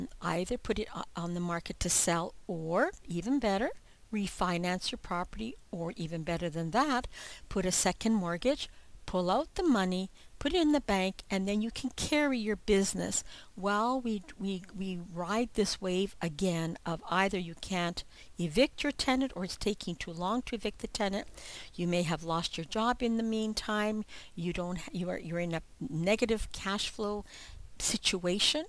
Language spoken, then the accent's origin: English; Ontario, Canada; I'm from Ontario, Canada